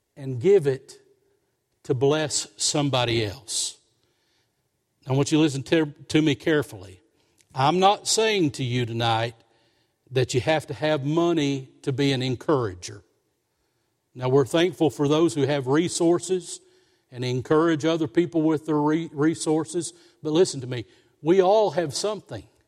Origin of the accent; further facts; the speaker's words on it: Somerset, Kentucky, United States; moved away; also born or lived in Lexington, Kentucky; we moved from Lexington down to Somerset, that was sweet to me. I was going back to, to our family hometown.